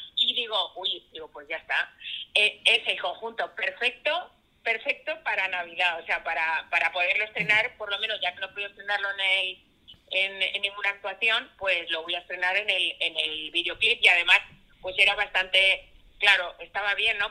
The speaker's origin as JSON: {"language": "Spanish", "region": "Catalonia", "country": "Spain", "said": "yo soy catalana"}